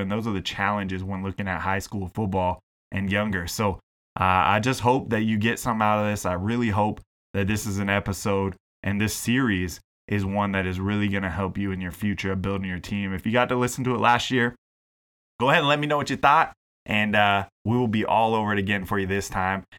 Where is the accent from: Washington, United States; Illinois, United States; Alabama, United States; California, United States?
Washington, United States; Seattle; moved away as an adult; also born or lived in BC, Canada; now in British Columbia, Canada; my hometown is the Seattle area